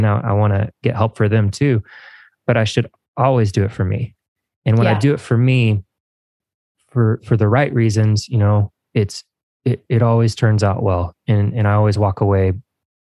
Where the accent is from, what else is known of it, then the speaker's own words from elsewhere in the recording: Evansville, Indiana, United States; my hometown